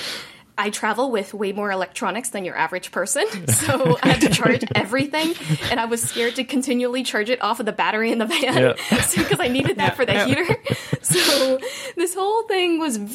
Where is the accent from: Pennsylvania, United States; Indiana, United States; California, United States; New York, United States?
Indiana, United States; Indianapolis; moved away; I am from Indiana. So like Indianapolis